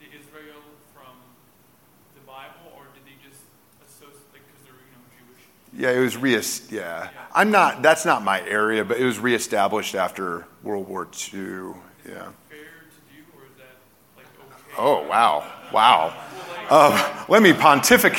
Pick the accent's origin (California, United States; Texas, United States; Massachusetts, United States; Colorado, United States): Texas, United States; I was born in Texas